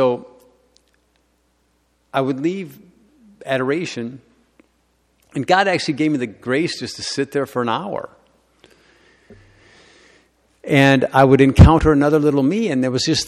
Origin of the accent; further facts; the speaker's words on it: Detroit, Michigan, United States; So I grew up in Detroit, okay? So I had a double combination of difficulty, being a lawyer and a Detroiter.